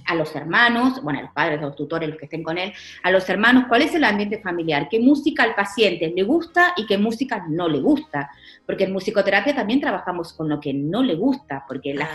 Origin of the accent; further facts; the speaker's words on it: Argentina; also born or lived in Portugal / Ayamonte, Spain; now in Seville, Spain; yo soy, eh, al ser argentina